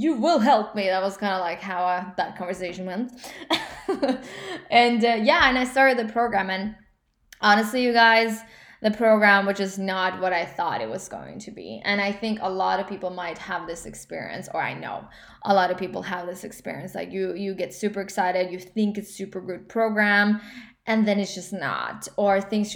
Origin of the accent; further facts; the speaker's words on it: Norway; English is a second language; I'm obviously from Norway